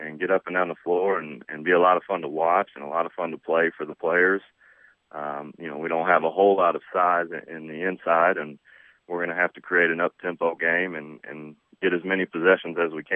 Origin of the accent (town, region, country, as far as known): Jeffersonville, Indiana, United States; born or raised there